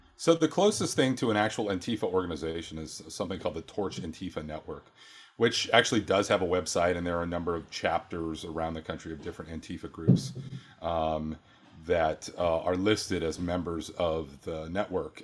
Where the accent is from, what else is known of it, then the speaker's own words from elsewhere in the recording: Oregon, United States; moved away; I was raised in Oregon